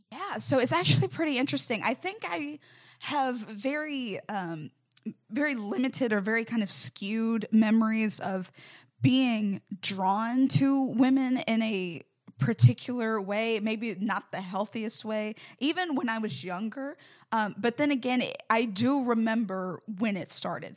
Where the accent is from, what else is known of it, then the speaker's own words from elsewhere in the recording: Mobile, Alabama, United States; I'm originally from Mobile, Alabama